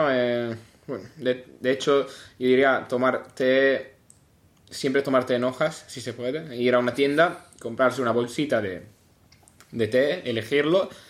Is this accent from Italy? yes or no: yes; Italy; Spanish is a second language; soy italiano.